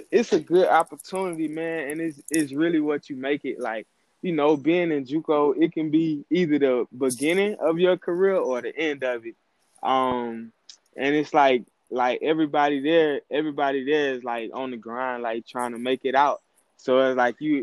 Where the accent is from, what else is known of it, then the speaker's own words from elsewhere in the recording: Jesup, Georgia, United States; also born or lived in Savannah, Georgia; now in Valdosta, United States; I moved to Jessup when I was younger